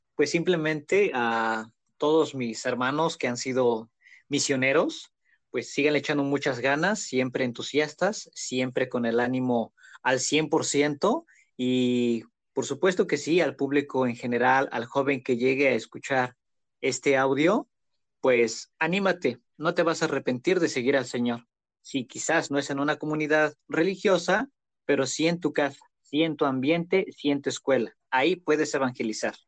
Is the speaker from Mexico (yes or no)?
yes; Zacatlán, Puebla, Mexico; Soy originario de Zacatlán de las Manzanas, Puebla.